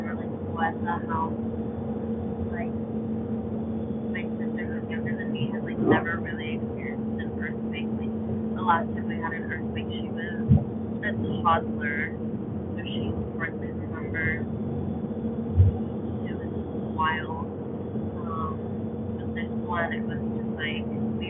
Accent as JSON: {"language": "English", "region": "California", "country": "United States", "tie": "born or raised there", "said": "growing up in the California, I've experienced like baby earthquakes"}